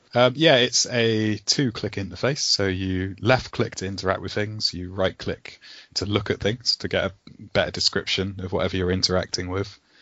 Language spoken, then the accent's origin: English; West Country, South West England, United Kingdom; accent: West Country; we're all from the West Country, from like Southwest right. England, so we've all got these farmer accents